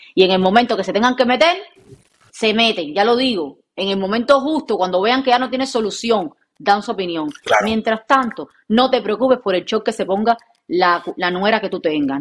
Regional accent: Cuba; moved away; Yo vengo de Cuba

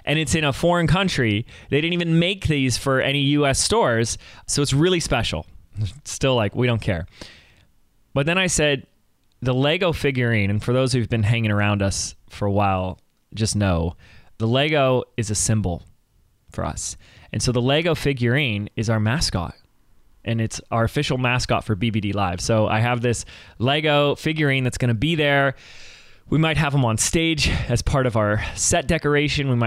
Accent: Laguna Beach, California, United States; my hometown of Laguna Beach

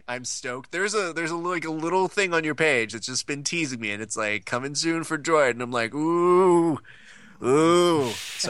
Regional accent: Hacienda Heights, California, United States; I grew up in Hacienda Heights.

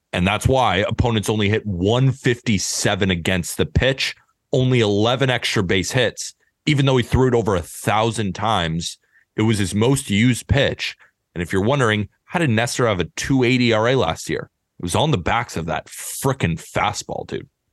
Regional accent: Santa Barbara, California, United States; I grew up in Santa Barbara, California, going to U C S B baseball games all the time.

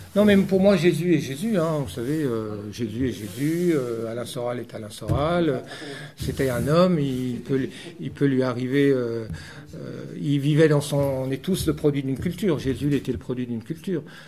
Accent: France; je suis français

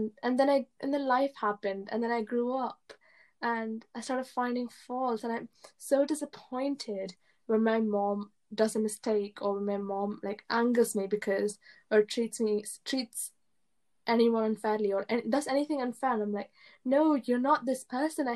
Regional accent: England, United Kingdom; English is a second language; I moved to England when I was in year one, and I didn't speak English that well

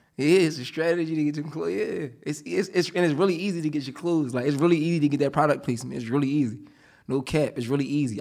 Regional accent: Upper Darby, Pennsylvania, United States; also born or lived in Philadelphia; I'm from, like, Upper Derby, Harrietown area

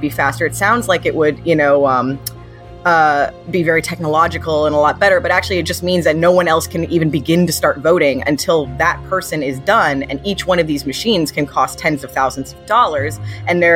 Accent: New Hampshire, United States; I'm from New Hampshire

